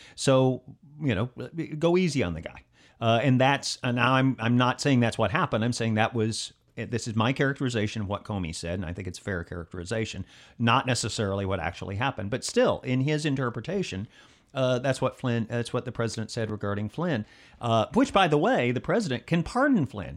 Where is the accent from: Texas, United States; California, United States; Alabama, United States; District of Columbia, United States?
Alabama, United States; That's, of course, my home state